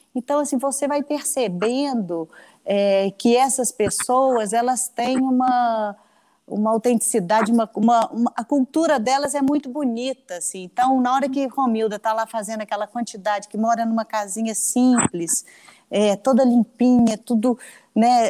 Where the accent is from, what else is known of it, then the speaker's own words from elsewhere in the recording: Belo Horizonte, Minas Gerais, Brazil; nós somos de Belo Horizonte.